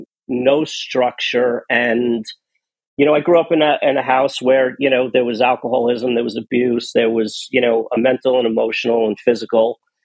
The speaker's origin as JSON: {"language": "English", "town": "New York City", "region": "New York", "country": "United States", "tie": "born or raised there", "said": "I was born in Queens. Um, so just over the river, a quick subway ride from where I was born"}